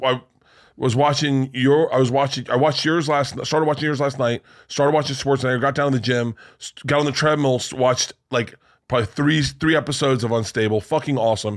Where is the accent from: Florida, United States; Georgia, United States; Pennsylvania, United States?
Florida, United States; I grew up in Florida